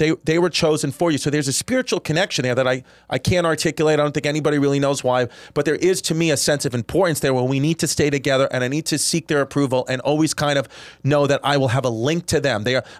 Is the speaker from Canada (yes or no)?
no; India; I'm white, but I was born and raised in India.